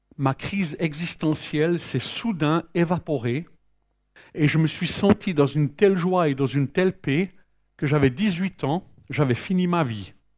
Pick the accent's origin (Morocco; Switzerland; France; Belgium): Switzerland; je suis né en Suisse